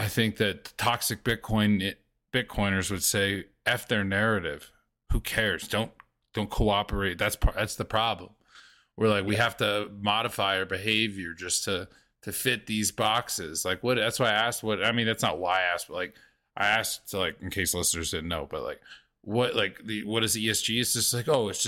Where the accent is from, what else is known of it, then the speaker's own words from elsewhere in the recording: the South, United States; I grew up in the South